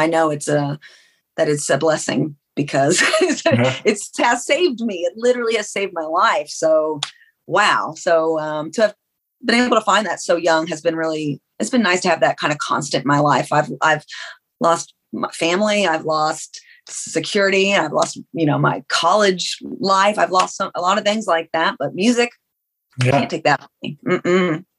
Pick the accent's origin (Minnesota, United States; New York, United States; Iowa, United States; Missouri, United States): Missouri, United States; Knob Noster; born there; Well, I was born on Whiteman Air Force Base, and that's in Knobnostra, Missouri.